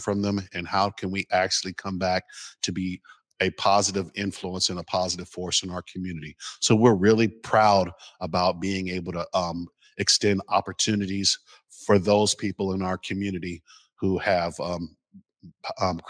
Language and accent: English; Seattle, Washington, United States; I'm from the Central District. You know, I'm from 25th and Union, and the community that I grew up with is no longer there.